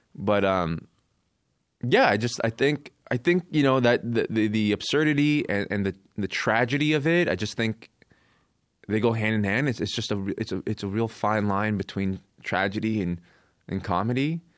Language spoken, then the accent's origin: English; Coquitlam, British Columbia, Canada; also born or lived in South Korea / Vancouver Island; I moved to Canada, I moved to Vancouver Island when I was eight from Korea. And then in my teens, I grew up in Coquitlam, B C